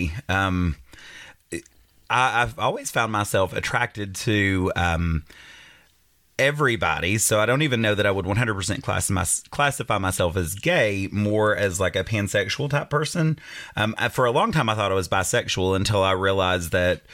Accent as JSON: {"language": "English", "town": "Clintwood", "region": "Virginia", "country": "United States", "tie": "born or raised there", "said": "I grew up in the Appalachian Mountains in a small town called Clintwood, Virginia, right on the Kentucky border"}